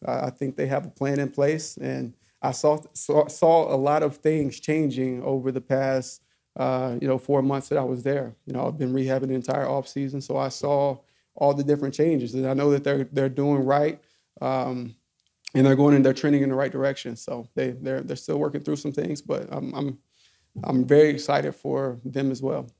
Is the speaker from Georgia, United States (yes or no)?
no; Alcoa, Tennessee, United States; I grew up in Alcoa, about 12 minutes away